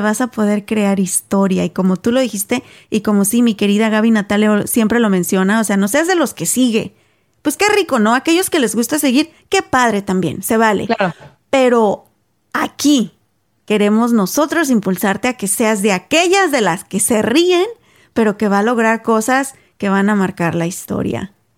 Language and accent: Spanish; Mexico; moved away; aquellos que somos mexicanos, ¿verdad? Cuando crecimos en México